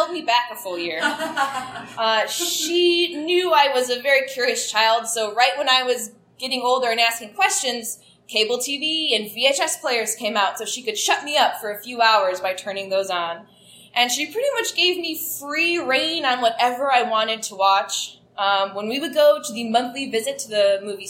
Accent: Ohio, United States; now in Chicago, United States; I am from Ohio, and I have several family members

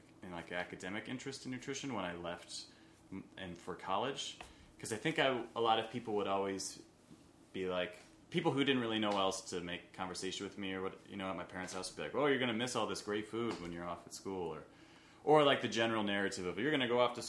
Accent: Illinois, United States; Downstate Illinois.

